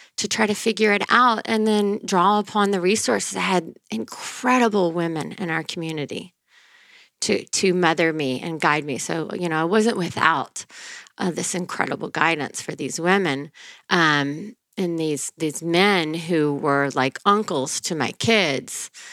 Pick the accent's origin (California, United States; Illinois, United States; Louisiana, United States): Louisiana, United States; northern; moved away; I'm from um, Louisiana, Louisiana.